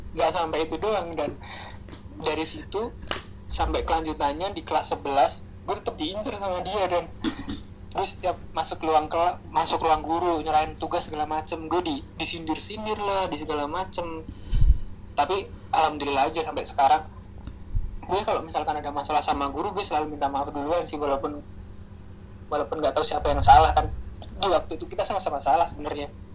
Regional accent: Java, Indonesia; accent: Javanese (medok); also born or lived in Babat; now in Jakarta, Indonesia; gue kan dari Jawa dan jadi logat kejawaan itu tetap ada walaupun gue pertama kali ke Jakarta

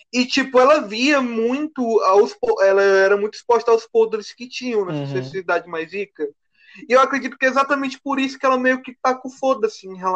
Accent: Teresina, Piauí, Brazil; Eu também sou da Zona Sul, cara.

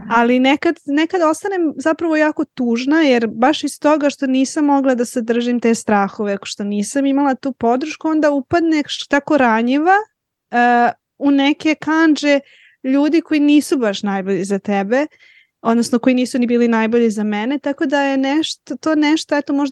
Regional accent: Aleksandrovac, Serbia; also born or lived in Belgrade / Switzerland; Prvo iz Aleksandrovcu za Beograd, pa sam onda otišla iz Beograda za doktorat. Ja sam otišla iz Beograda um, na, uh, na doktorat takođe u Švajcarsku

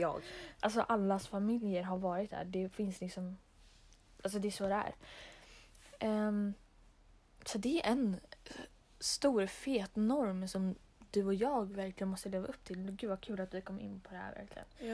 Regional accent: Stockholm, Stockholm County, Sweden; now in Molkom, Sweden; vi är från Stockholm

